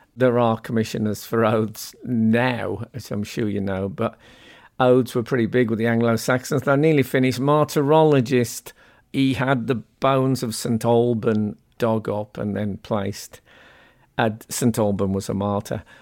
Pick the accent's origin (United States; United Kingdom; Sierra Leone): United Kingdom; West Midlands; I'm from the West Midlands